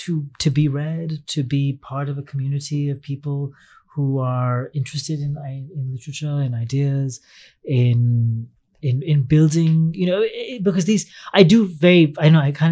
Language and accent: English; United Kingdom; I am a British librettist. He's making one of my short stories.